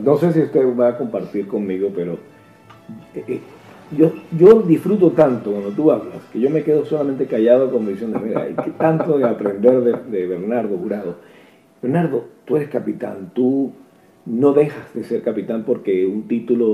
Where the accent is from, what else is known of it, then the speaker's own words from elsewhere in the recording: Venezuela; moved away; somos venezolanos